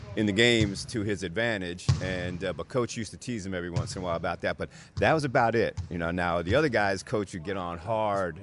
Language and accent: English; New Jersey, United States; growing up in New Jersey, um, close to New York City.